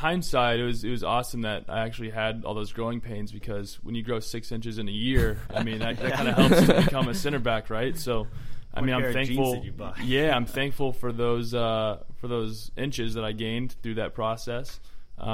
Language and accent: English; Georgia, United States; So I actually root against my Hawks.